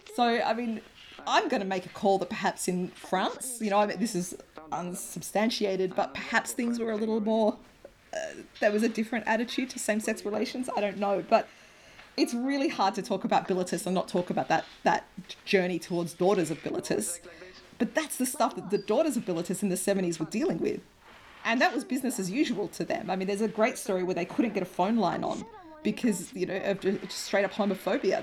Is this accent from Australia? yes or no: yes; Australia; accent: broad Australian; my broad Australian accent